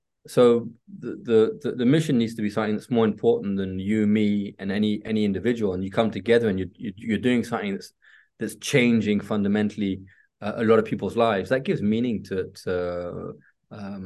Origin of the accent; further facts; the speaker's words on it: England, United Kingdom; also born or lived in Spain / Italy; now in France; I've been here for a very long time in Europe. Well, I say Europe because between France, Spain, and Italy, but I'm English